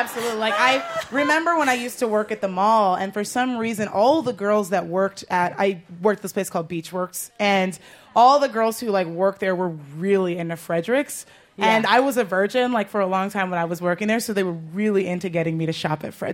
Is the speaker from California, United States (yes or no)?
yes; Los Angeles, California, United States; now in New York, United States; back in Los Angeles, my hometown